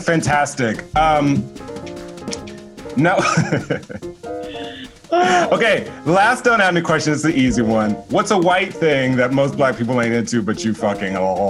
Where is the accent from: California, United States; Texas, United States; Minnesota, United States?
Texas, United States; Houston; Cause you know I'm from Houston.